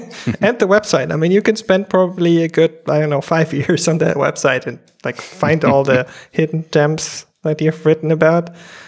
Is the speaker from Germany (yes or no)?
yes; Germany; growing up in Germany, it's like a lot of meat and potatoes.